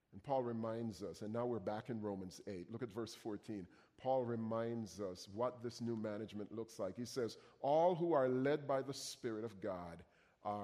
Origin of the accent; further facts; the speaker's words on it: Jamaica; moved away; I come from Jamaica